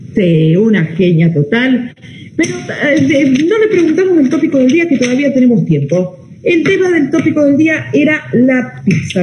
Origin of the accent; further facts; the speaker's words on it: Stroeder, Buenos Aires, Argentina; Yo también soy de un pueblo que tiene 2.000 habitantes, mi pueblo se llama Estrueder, está a 80 kilómetros de acá de Carmen de Patagones toda la vida y encima en el campo